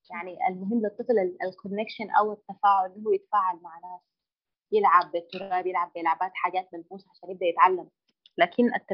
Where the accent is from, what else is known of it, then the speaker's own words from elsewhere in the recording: Sudan; العاجباني في في بلدنا السودان الجانب الديني او الالتزام